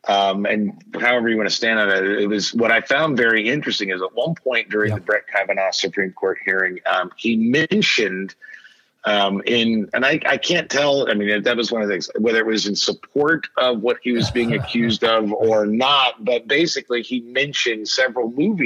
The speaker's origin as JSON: {"language": "English", "region": "Kansas", "country": "United States", "tie": "born or raised there", "said": "when I grew up in Kansas"}